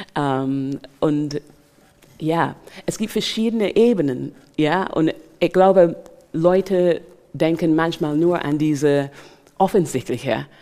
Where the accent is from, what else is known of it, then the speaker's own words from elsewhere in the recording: Barbados; German is a second language; also born or lived in England; now in Germany; ich bin in Barbados aufgewachsen